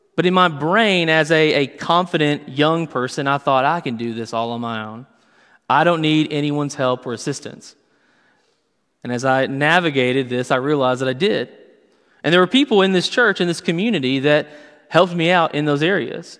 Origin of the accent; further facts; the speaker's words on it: Western Kentucky, United States; I grew up in Western Kentucky